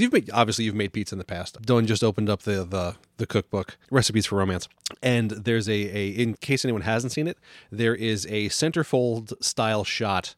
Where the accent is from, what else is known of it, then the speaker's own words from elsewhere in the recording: New York, United States; now in New England, United States; growing up in New York